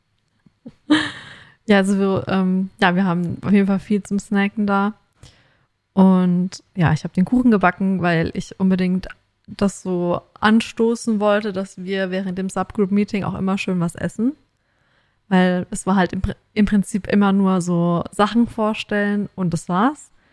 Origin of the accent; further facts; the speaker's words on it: Germany; now in Australia; bei uns in Deutschland